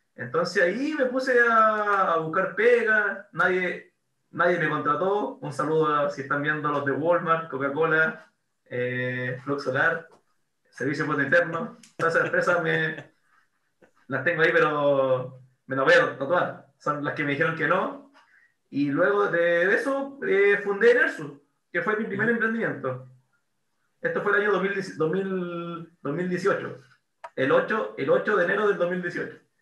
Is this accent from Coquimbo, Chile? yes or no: yes; La Serena, Coquimbo, Chile; also born or lived in Valparaíso; en colegio, un colegio inglés católico acá en La Serena